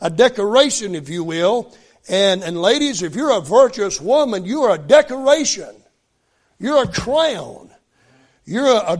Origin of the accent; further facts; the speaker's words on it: West Virginia, United States; I grew up in West Virginia.